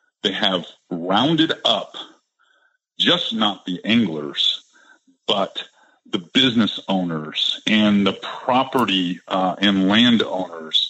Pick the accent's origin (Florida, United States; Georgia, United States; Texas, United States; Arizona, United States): Florida, United States; Floridians, people, we all grew up here. We all went to grade school here.